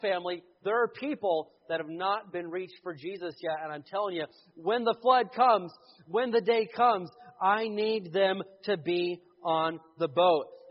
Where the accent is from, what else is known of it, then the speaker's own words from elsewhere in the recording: the Bible Belt, the South, United States; I grew up in the Bible Belt